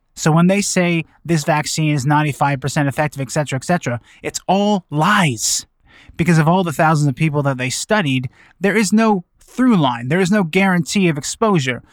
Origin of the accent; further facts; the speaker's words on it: Vancouver, British Columbia, Canada; my hometown of Vancouver